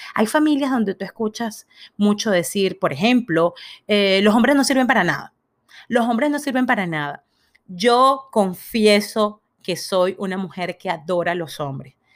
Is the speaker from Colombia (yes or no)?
no; Venezuela; yo nací en Venezuela